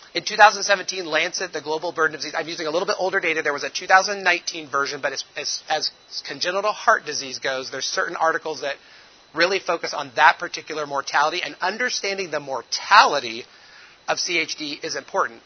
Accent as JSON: {"language": "English", "town": "Indianapolis", "region": "Indiana", "country": "United States", "moved": "as an adult", "lives_now": "Togo", "said": "I'm from Indianapolis originally, so you know we're motor car racing"}